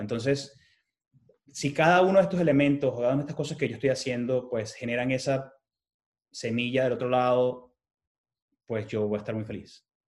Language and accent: Spanish; Venezuela; moved away; como emigrante venezolano que vive en esta ciudad